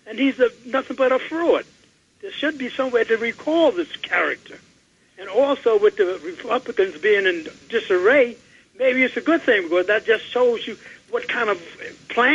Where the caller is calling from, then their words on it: New York City, New York, United States; I'm calling from Upper Manhattan